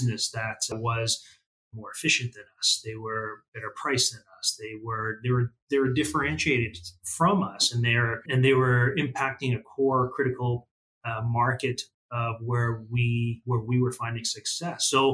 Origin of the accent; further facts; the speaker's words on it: southern Alberta, Canada; also born or lived in Kuala Lumpur, Malaysia / Red Deer, Alberta; I was born in Kuala Lumpur in Malaysia, but we immigrated to Canada when I was very little, young. And like I said, grew up in southern Alberta